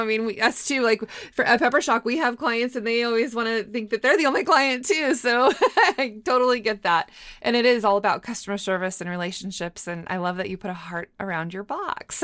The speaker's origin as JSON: {"language": "English", "town": "Moscow", "region": "Idaho", "country": "United States", "tie": "born or raised there", "also_born_or_lived": "Boise, Idaho", "moved": "yes", "said": "I was born in Moscow, but my undergrad is from Boise State, and now I teach at Boise State"}